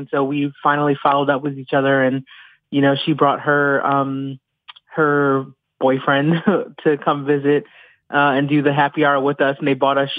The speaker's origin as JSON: {"language": "English", "town": "Buffalo", "region": "New York", "country": "United States", "said": "The bartender where I was from Buffalo. And I mentioned that I was moving there. And then he was like, oh, this lady across the other side of the bar, like, she's from Buffalo too."}